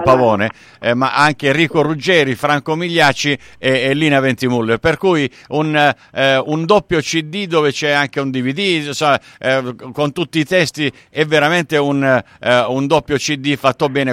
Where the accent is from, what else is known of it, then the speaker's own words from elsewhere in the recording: Sicily, Italy; io sono originario siciliano